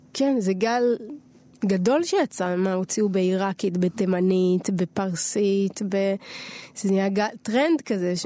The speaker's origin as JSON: {"language": "Hebrew", "town": "Tel Aviv", "region": "Tel Aviv District", "country": "Israel", "tie": "born or raised there", "said": "נולדתי בתל אביב"}